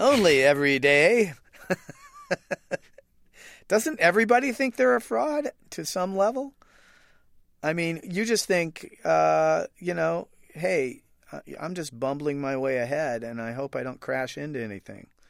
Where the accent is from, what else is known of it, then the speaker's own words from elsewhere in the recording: Oregon, United States; Matt Groening, who created The Simpsons, and I are both grew up in Oregon